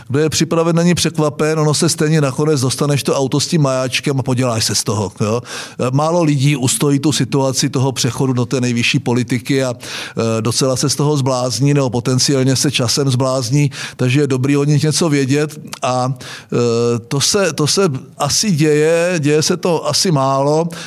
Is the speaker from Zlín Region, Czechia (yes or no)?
yes; Vsetín, Zlín Region, Czechia; a já jsem byl ze Vsetína.